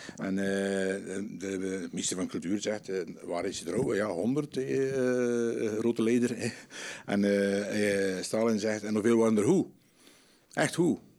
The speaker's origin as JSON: {"language": "Dutch", "area": "Aarsele", "region": "Flanders", "country": "Belgium", "moved": "yes", "lives_now": "Kortrijk, Belgium", "said": "ik kom eigenlijk van Aardelbeke"}